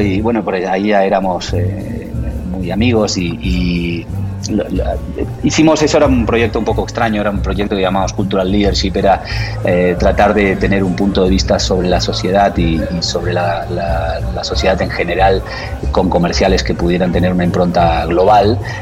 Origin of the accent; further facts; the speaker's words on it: Buenos Aires, Argentina; moved away as an adult; also born or lived in Barcelona, Spain; now in Mexico; nací en Barcelona, pero me fui a vivir de muy jovencito a Buenos Aires, así que soy medio catalán y medio, medio porteño